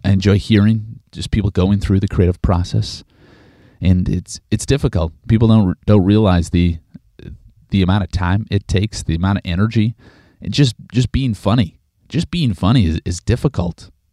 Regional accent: Regina, Saskatchewan, Canada; Regina, Saskatchewan, Canada, my hometown

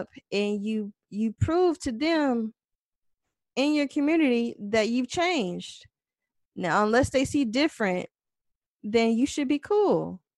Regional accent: the South, United States; I'm from the South.

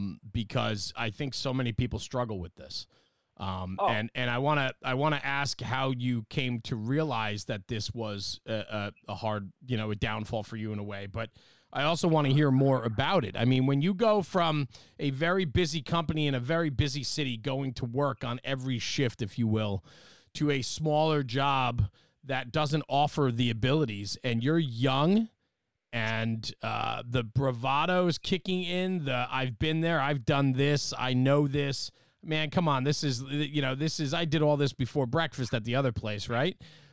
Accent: Gary, Indiana, United States; screw you guys, man. I'm from Gary.

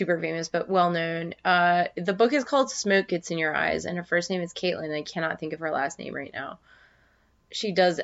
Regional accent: around Nevada, California, United States; where I grew up around Nevada, California

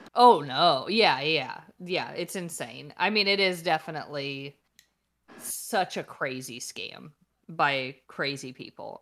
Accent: St. Louis, Missouri, United States; We are also from Saint Louis

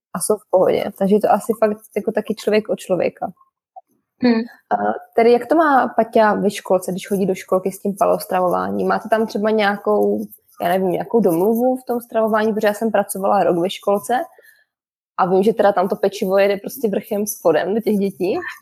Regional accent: Czechia; u nás v Čechu

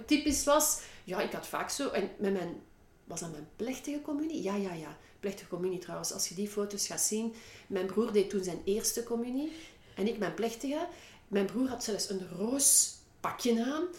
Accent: Brussels, Brussels-Capital Region, Belgium; accent: Brussels; typisch mijn Brussels accent

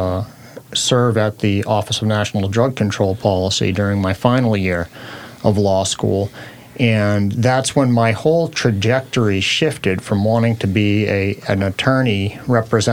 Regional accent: Portland, Maine, United States; moved away as an adult; now in Washington, United States; This was my home state. Portland, Maine is where I grew up

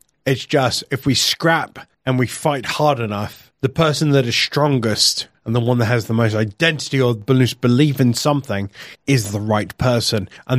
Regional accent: Wales, United Kingdom; I am Welsh, I am proud, and I work in an industry that doesn't actually have borders.

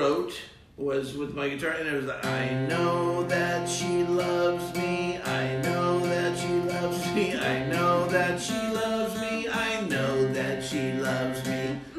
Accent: San Diego, California, United States; San Diego.

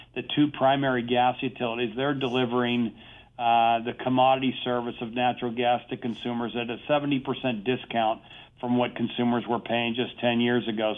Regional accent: Pennsylvania, United States; my home state of Pennsylvania

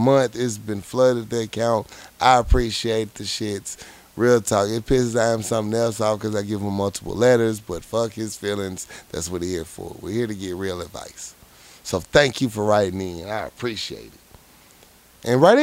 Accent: Little Rock, Arkansas, United States; growing up in Little Rock

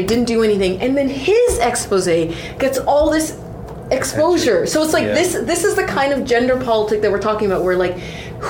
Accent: Canada; accent: Canadian; also born or lived in Toronto / Montreal / Vancouver; I was Canadian. I was like, oh, you have a Canadian accent. In Canada, I'm black.

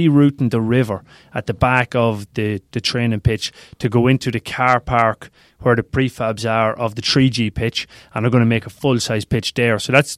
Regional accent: Cavan, Ulster, Ireland; When I was growing up in Cavan Town, and I was kicking ball against the Telecom Éireann building on the street

